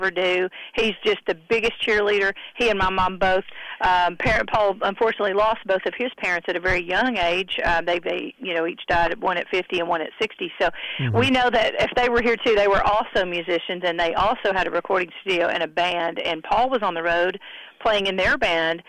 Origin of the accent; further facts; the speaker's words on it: Hendersonville, Tennessee, United States; I'm born and raised here in Hendersonville